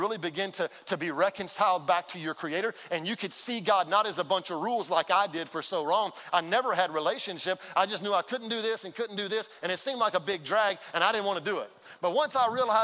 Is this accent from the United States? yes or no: yes; Baytown, Texas, United States; I grew up in Baytown